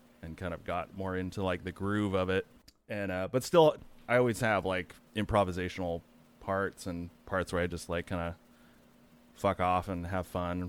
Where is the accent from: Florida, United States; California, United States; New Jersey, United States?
California, United States; Chico; also born or lived in Santa Rosa; Chico, California. It's like a little college town up, kind of an hour and a half north of Sacramento. Played in a few bands there, and then yeah, moved to Santa Rosa in I think 2007.